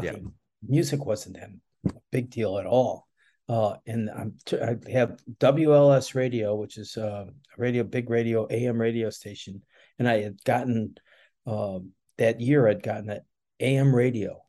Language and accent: English; Chicago, Illinois, United States; moved away as an adult; also born or lived in Daytona; now in Gainesville, United States; I was born and raised in Chicago